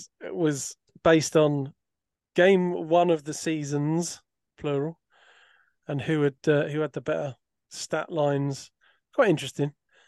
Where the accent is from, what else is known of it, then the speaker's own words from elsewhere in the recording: Scotland, United Kingdom; I can't say it now because I'm Scottish, I think.